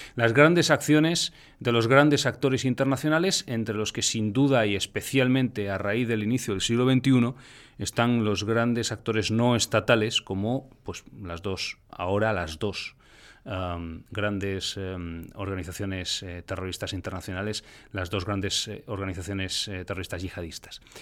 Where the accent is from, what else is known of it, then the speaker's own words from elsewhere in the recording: Spain; en España particularmente, en mi país